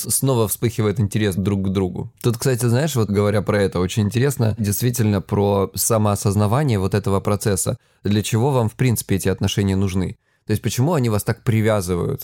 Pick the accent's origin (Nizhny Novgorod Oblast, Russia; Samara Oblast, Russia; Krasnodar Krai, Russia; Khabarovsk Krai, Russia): Krasnodar Krai, Russia; я с Кубани